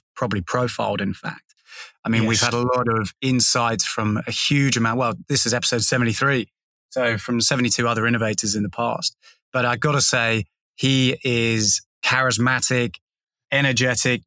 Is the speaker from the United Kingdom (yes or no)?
yes; England, United Kingdom; now in Sydney, Australia; as an Englishman